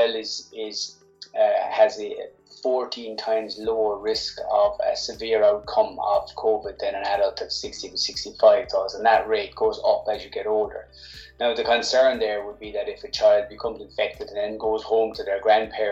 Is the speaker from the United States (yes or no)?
no; Cork, Munster, Ireland; I'm from Cork